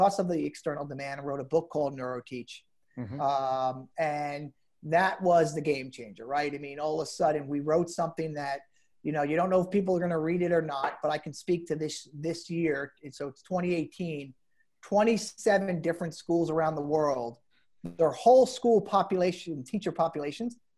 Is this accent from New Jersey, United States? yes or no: yes; New Jersey, United States; I'm from New Jersey